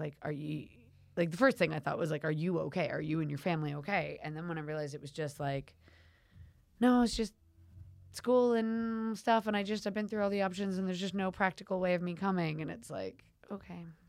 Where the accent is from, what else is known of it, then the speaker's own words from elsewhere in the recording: United States; now in United Kingdom; I'm American